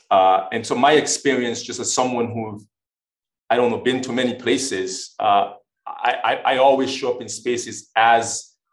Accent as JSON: {"language": "English", "country": "U.S. Virgin Islands", "also_born_or_lived": "Maine / Washington / Oklahoma", "lives_now": "Wisconsin, United States", "said": "I'm originally from the Virgin Islands. Uh, I lived in Maine. I lived in Washington. Um, I lived in Oklahoma"}